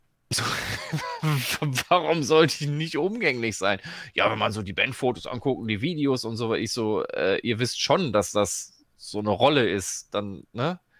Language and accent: German; Dortmund, North Rhine-Westphalia, Germany; ich komme ja aus Dortmund